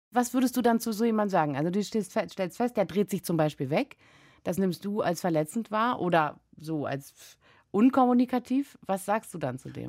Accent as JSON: {"language": "German", "country": "Germany", "tie": "born or raised there", "said": "ich wurde in der DDR geboren"}